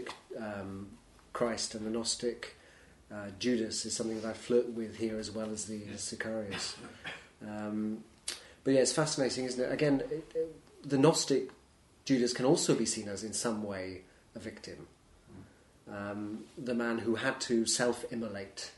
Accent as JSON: {"language": "English", "area": "Welsh", "region": "Wales", "country": "United Kingdom", "said": "I was brought up as a Welsh nonconformist Congregationalist"}